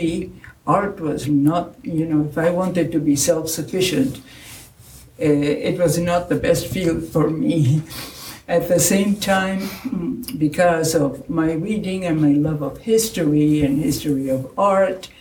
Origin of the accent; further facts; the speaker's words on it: Argentina; English is a second language; moved away as an adult; also born or lived in Belgium; now in United States; I was only 4 years old when I moved from Belgium to Argentina.